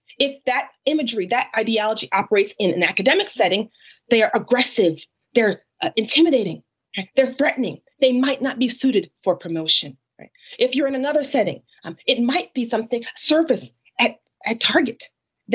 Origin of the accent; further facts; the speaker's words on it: Connecticut, United States; I'm from Connecticut